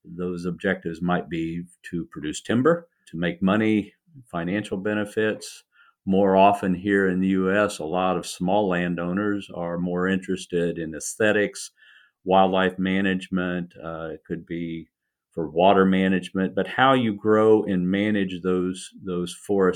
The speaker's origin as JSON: {"language": "English", "town": "Indianapolis", "region": "Indiana", "country": "United States", "tie": "born or raised there", "moved": "yes", "lives_now": "Raleigh, United States", "said": "I grew up in Indiana, in the Midwest of the United States, in Indianapolis"}